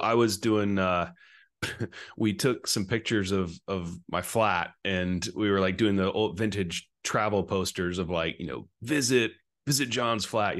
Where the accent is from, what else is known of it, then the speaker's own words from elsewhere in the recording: China; accent: American; now in Scotland, United Kingdom; I grew up, I've got an American accent, an American passport, and I now live in Scotland, but I grew up in Asia, in China. And so I lived most of my life there before I went to college.